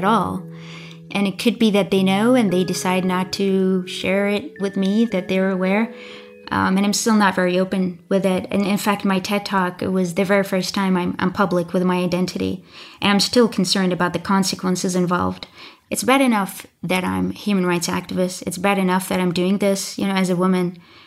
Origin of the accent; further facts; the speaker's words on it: Bahrain; I am from Bahrain